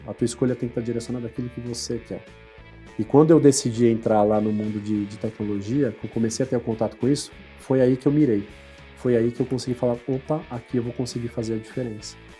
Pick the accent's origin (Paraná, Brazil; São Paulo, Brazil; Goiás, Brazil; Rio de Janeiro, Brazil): São Paulo, Brazil; eu sou natural de São Paulo, nascido na, ali próximo à Praça Pan-Americana, ali na, na, Zona Sul de São Paulo